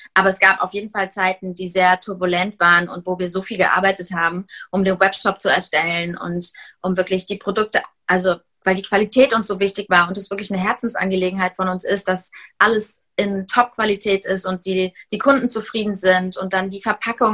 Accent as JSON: {"language": "German", "town": "Heidelberg", "region": "Baden-Württemberg", "country": "Germany", "also_born_or_lived": "Hamburg", "said": "wir kommen alle aus Heidelberg"}